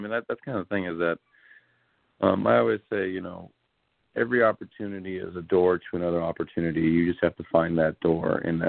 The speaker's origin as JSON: {"language": "English", "region": "Hawaii", "country": "United States", "said": "me and Tonto, I really connected because we're both Hawaiian."}